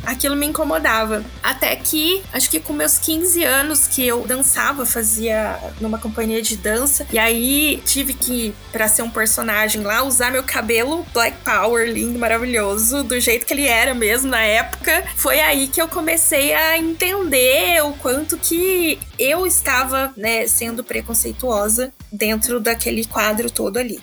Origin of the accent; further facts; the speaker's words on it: Casa Branca, São Paulo, Brazil; moved away; eu vim de uma cidade pequenininha do interior de São Paulo chamada Casa Branca